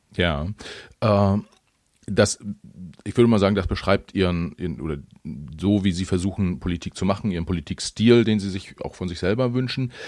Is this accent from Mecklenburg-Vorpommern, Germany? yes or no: yes; Mecklenburg-Vorpommern, Germany; now in Hamburg, Germany; ich als Mecklenburger, der, der aktuell in Hamburg lebt